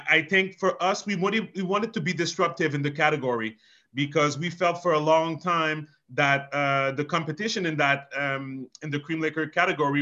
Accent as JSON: {"language": "English", "town": "Montreal", "region": "Quebec", "country": "Canada", "tie": "born or raised there", "first_language": "French", "second_language": "English", "said": "We grew up in Montreal"}